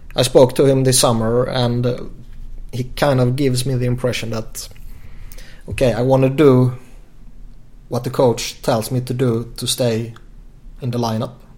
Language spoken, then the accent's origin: English; Sweden; born or raised there